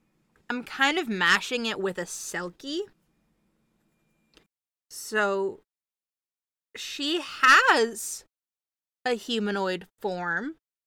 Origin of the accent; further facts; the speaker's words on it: Ireland; accent: Irish; now in United States; I definitely originated in Ireland and I just kind of traveled. I don't really have my Irish accent anymore. I think I've been stateside long enough to kind of pick up all of the stateside accents.